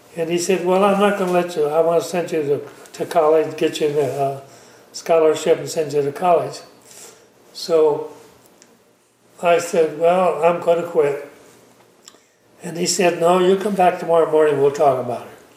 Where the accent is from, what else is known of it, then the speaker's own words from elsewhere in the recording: Calpella, California, United States; I was born in Calpella